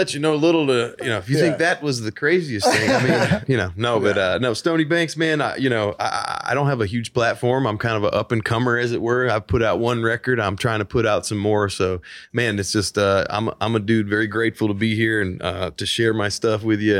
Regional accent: Nashville, Tennessee, United States; I'm original artist from Nashville, Tennessee, baby.

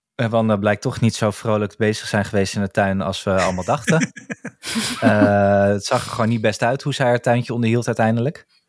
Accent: Netherlands; zijn we gewoon wel Nederlanders

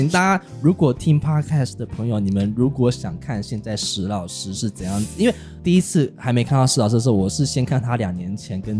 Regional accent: United States; 我是来自于美国

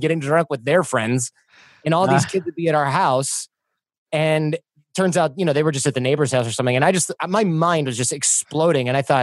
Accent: Michigan, United States; I grew up in Michigan

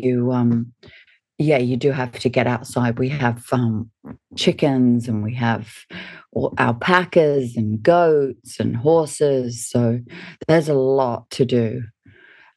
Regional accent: Sydney, New South Wales, Australia; also born or lived in Hawaii / Washington / Melbourne; we moved back to Australia. I lived in Melbourne and then moved up to Sydney

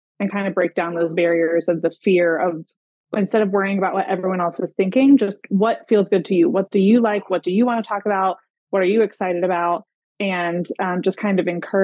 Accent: Greenville, South Carolina, United States; my hometown in Greenville, South Carolina

